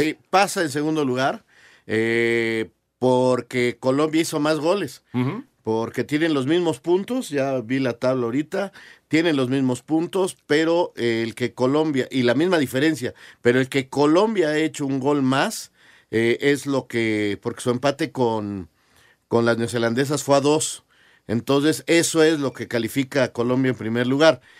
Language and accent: Spanish; Mexico; somos los mexicanos